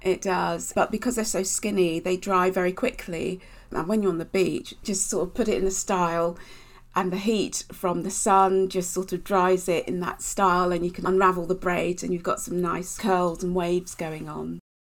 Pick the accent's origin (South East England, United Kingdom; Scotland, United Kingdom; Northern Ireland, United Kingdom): South East England, United Kingdom; Basingstoke; I grew up in Basingstoke in Hampshire.